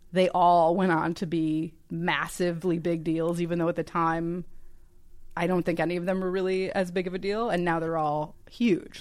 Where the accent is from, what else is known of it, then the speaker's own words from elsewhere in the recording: Chicago, Illinois, United States; moved away as an adult; now in Los Angeles, United States; I grew up in Chicago